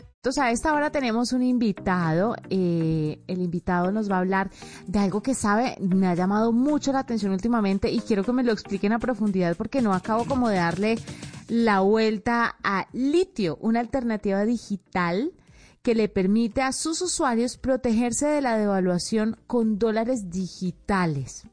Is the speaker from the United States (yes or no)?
no; Colombia; una colombiana de a pie